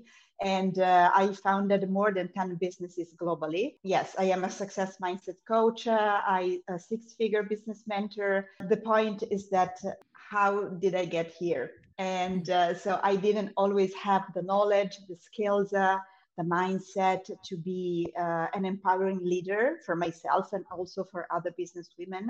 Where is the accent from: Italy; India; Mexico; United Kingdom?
Italy; now in Cyprus; I'm from Italy originally, and I still live in Europe, but I do not live in Italy anymore. And I live in the beautiful island of Cyprus